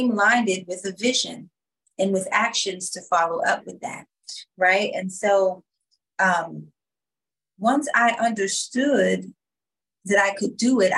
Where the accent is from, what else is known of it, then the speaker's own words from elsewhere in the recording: Washington, District of Columbia, United States; come from Washington, D.C. So when I grew up, it was the murder capital.